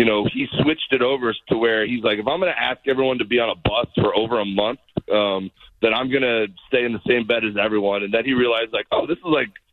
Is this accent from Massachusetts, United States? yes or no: no; Miami, Florida, United States; I grew up in Miami, you know, a Miami Hurricane fan